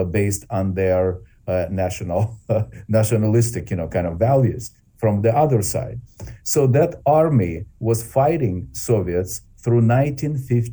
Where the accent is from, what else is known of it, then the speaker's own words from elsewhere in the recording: Ukraine; Ukraine is my home country.